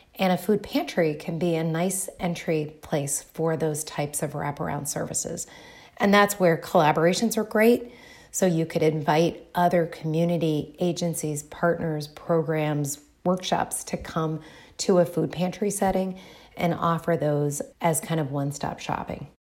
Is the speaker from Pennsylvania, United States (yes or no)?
no; Dayton, Ohio, United States; also born or lived in Bloomington, Indiana; I am originally from Dayton, Ohio.